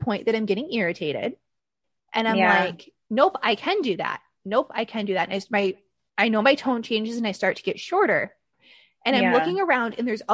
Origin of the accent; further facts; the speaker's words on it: Michigan, United States; I'm from the Midwest, I'm from Michigan